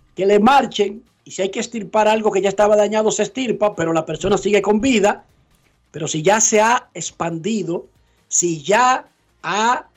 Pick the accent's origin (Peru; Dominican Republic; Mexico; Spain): Dominican Republic; now in Orlando, United States; Yo soy dominicano